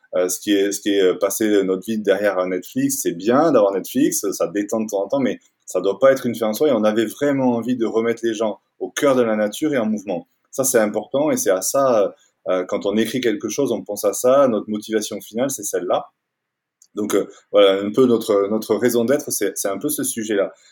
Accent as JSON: {"language": "French", "town": "Toulouse", "region": "Occitania", "country": "France", "tie": "born or raised there", "also_born_or_lived": "Paris", "moved": "as an adult", "lives_now": "Annecy, France", "said": "je suis toulousain. J'ai grandi, j'ai passé les 20 premières années de ma vie à Toulouse"}